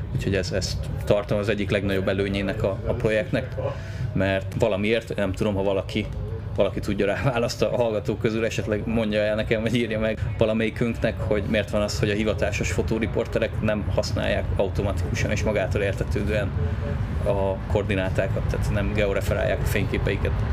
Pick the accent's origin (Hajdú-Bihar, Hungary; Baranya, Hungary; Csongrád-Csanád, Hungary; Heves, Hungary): Hajdú-Bihar, Hungary; Debrecen; itt születtem, itt nőttem fel, itt jártam az iskoláimat, itt lakik a családom